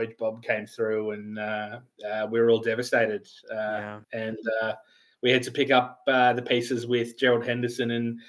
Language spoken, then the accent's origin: English; Australia; I do at home back here in Australia. So a bit about myself. So I'm an Australian